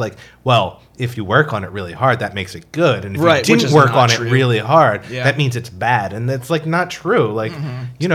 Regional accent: United States; moved away as an adult; also born or lived in Eastern Shore, Maryland; now in Baltimore, United States; I'm from Philly, South Jersey

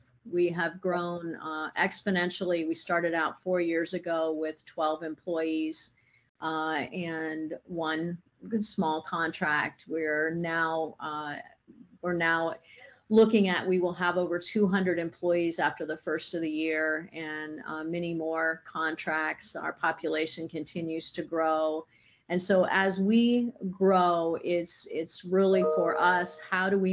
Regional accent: Indiana, United States; now in Arizona, United States; I grew up on a farm in Indiana

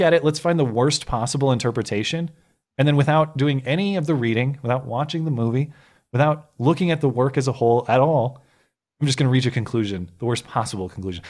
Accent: Minnesota, United States; I was born in Minnesota

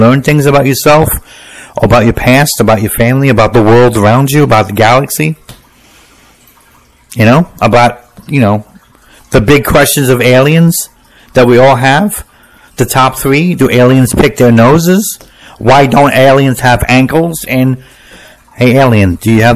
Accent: United States; I'm an American

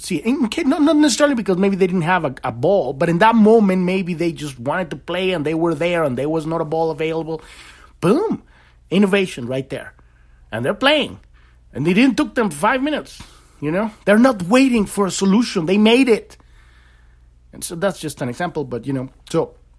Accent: Mexico City, Mexico; moved away; I grew up in in Mexico City

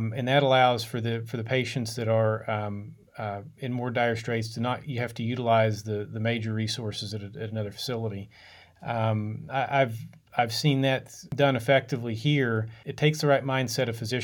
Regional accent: Logan, West Virginia, United States; also born or lived in Pittsfield, Massachusetts / Lewisburg, West Virginia; I'm from West Virginia originally, from a town called Logan

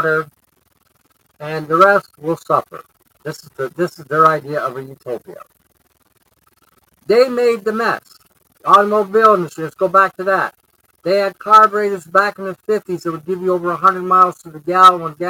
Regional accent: Detroit, Michigan, United States; growing up in Detroit

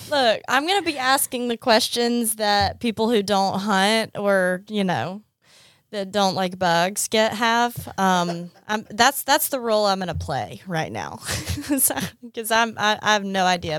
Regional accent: Montgomery, Alabama, United States; moved away as an adult; also born or lived in Washington, D.C.; now in Mississippi, United States; I grew up in Montgomery, Alabama.

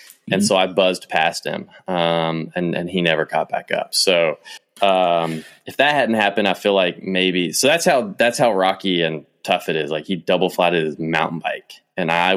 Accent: Kentucky, United States; I'm from Kentucky, but I'm not from true Kentucky.

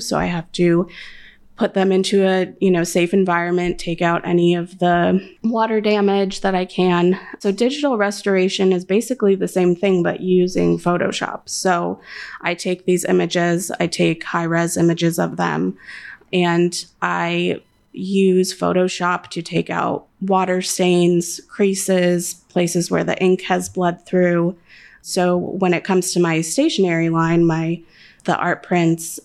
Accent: California, United States; moved away as an adult; now in Chicago, United States; I am a Californian originally

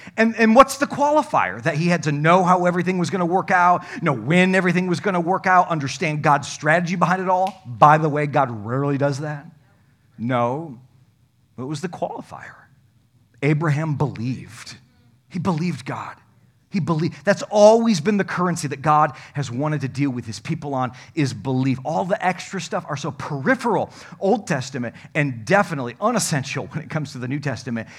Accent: Comstock Park, Michigan, United States; I grew up in Comstock Park

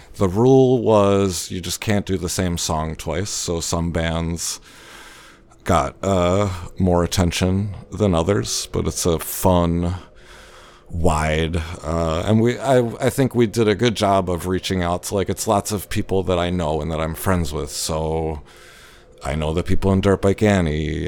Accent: Baltimore, Maryland, United States; moved away; I grew up in Baltimore

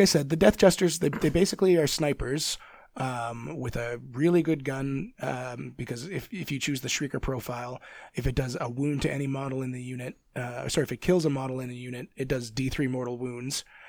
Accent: Canada; I'm Canadian

